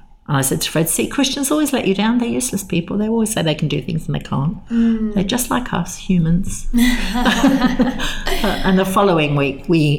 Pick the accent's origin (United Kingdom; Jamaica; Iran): United Kingdom; England; "Look, we're English. We talk about the weather.